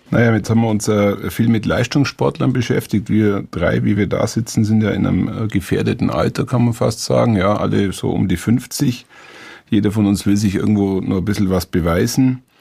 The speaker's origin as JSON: {"language": "German", "region": "Bavaria", "country": "Germany", "said": "Also als, als Allgäuer Naturmensch haben wir alle Sportlerherzen, das müsstest"}